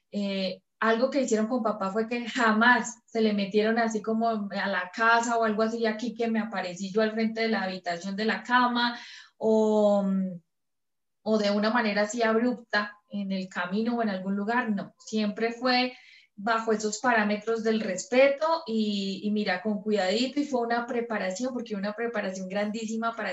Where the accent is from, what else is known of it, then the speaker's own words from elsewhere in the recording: Mexico; vengo de México, es que … estoy contactada por extraterrestres